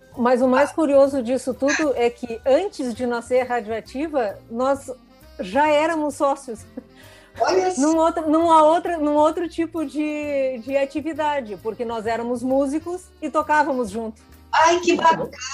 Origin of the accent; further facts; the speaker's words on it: interior of Rio Grande do Sul, Brazil; also born or lived in Porto Alegre; eu sou do interior de, do Rio Grande do Sul, mas moro, Porto, moro, em Porto Alegre também há mais de 30 anos